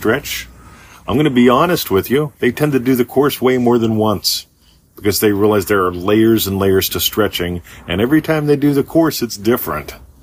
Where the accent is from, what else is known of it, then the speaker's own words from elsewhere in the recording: United States; moved away as an adult; now in Australia; Growing up in America